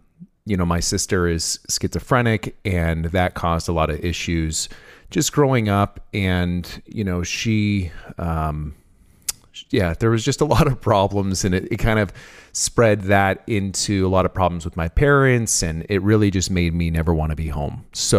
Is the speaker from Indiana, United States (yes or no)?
no; San Francisco, California, United States; moved away as an adult; So I'm 32. I was raised in the East Bay area of San Francisco, California. I lived there until I was about 20.